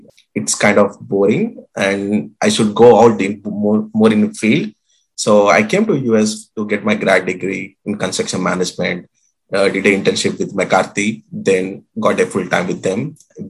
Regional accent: Agra, Uttar Pradesh, India; moved away as an adult; now in United States; I'm originally from India.

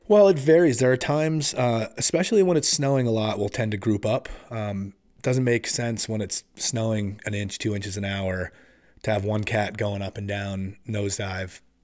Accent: Massachusetts, United States; moved away as an adult; also born or lived in San Diego, California; now in Vermont, United States; I only spent my real early childhood there, and then we ended up moving back, uh, to Massachusetts, and then eventually I moved up

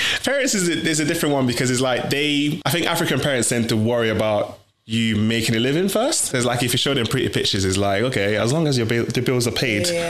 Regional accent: Italy; born there; It was more of like, I think, because I was born in Italy.

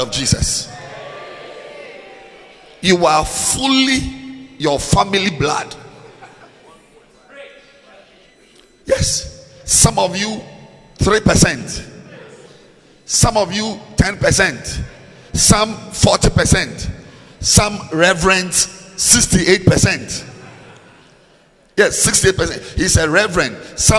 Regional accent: Ghana; I'm a Ghanaian

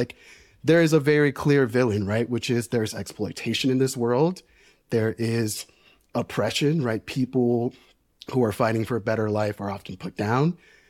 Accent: New York City, New York, United States; Yeah, I grew up working class in New York City. My parents are Dominican immigrants.

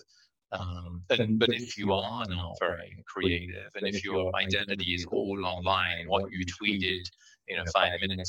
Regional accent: England, United Kingdom; moved away; I grew up in England

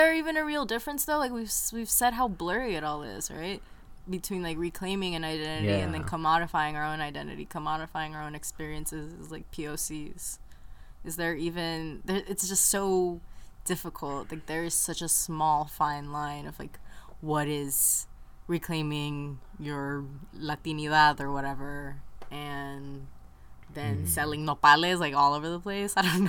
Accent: California, United States; Growing up in the Bay Area, you know, it's common to have all those cultures mix.

